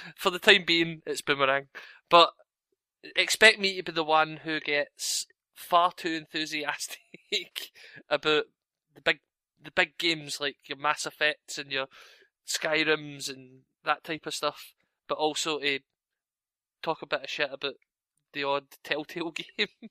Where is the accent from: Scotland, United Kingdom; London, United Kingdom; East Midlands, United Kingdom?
Scotland, United Kingdom; I'm Scottish.